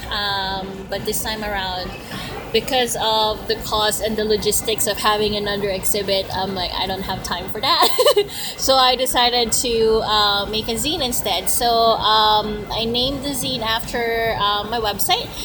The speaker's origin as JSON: {"language": "English", "country": "Philippines", "tie": "born or raised there", "moved": "yes", "lives_now": "Canada", "said": "I grew up in the Philippines before moving to Canada"}